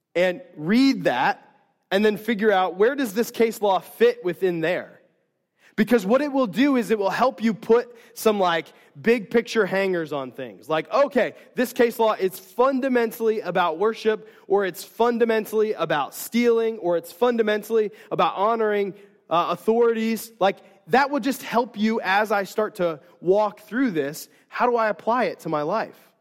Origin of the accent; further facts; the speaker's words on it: United States; as American Christians